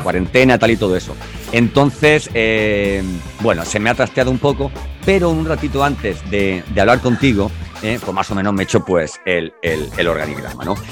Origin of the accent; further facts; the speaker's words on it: Andalusia, Spain; somos andaluces los dos